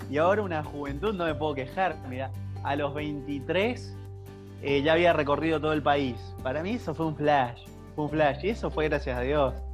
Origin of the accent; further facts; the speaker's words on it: Mendoza, Argentina; now in Buenos Aires, Argentina; casado con una cordobesa y bueno, viviendo hace siete años en Buenos Aires, entonces mi tonada puede variar mucho, así que no, hay problema.